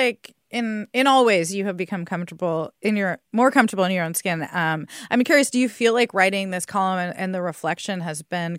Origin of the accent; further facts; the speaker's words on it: San Diego, California, United States; In my case, like, I grew up in San Diego, so I always sort of felt like a fraud because I wasn't, you know, like, we didn't speak Spanish.